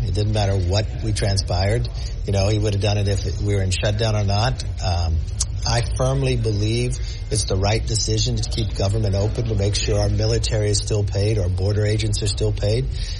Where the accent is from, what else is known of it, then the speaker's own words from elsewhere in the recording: California, United States; I'm from California.